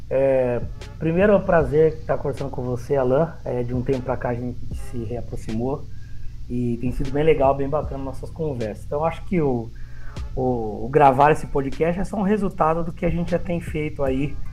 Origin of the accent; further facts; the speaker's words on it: São Caetano do Sul, São Paulo, Brazil; Eu cresci, nós viemos de São Caetano do Sul, eu cresci lá com os meus avós zeladores